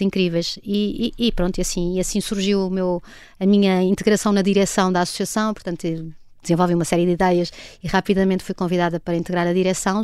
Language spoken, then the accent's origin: Portuguese; Portugal; also born or lived in Boston; eu sendo portuguesa